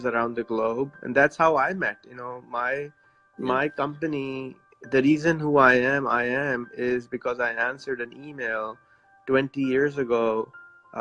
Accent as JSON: {"language": "English", "country": "Pakistan", "said": "I'm from Pakistan."}